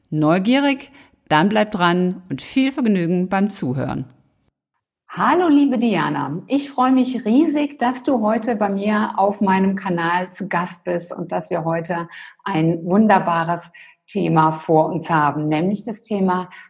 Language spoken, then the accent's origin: German; Rhineland, Germany; die Rheinländer, das bin ich selber ja auch, wir haben ja so den, den Touch, dass wir